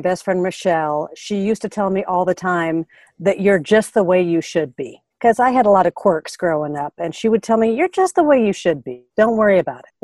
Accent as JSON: {"language": "English", "town": "Seattle", "region": "Washington", "country": "United States", "said": "I'm from Seattle"}